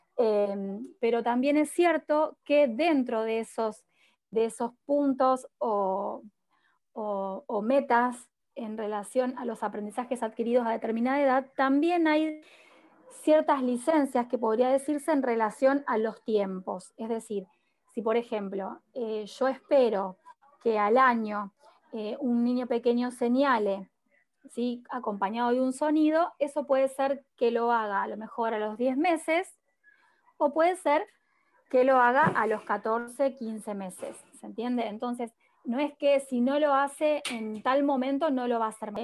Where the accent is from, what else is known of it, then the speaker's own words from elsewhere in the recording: Rosario, Santa Fe, Argentina; yo soy de Rosario, soy de Rosario